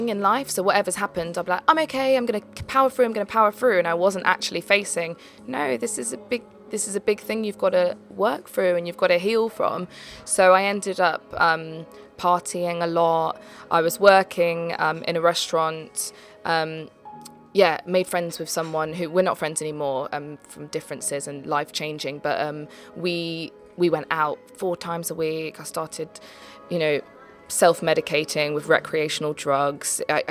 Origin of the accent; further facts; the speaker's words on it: Leicester, East Midlands, United Kingdom; moved away as an adult; also born or lived in London; I came from Leicester, so that's where I was brought up, and then I moved to London when I was 18 to go to Arts Ed.